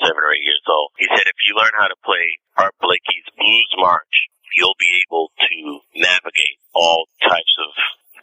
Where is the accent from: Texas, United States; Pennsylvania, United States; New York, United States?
New York, United States; We grew up in the Bronx, the Northeast Bronx.